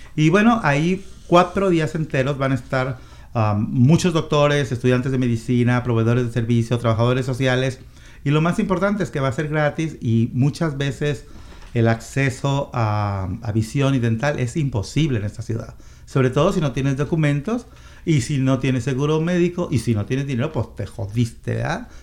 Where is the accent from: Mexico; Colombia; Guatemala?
Mexico; now in Seattle, United States; en mi país, que es México